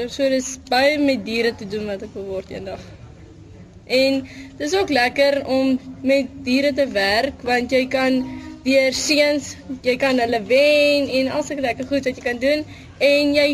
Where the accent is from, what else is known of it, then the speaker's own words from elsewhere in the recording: Upington, Northern Cape, South Africa; also born or lived in Kathu; ek kom van Appington af. Ek is gebore in Kato en ek bly nou my hele lewe lank in Appington.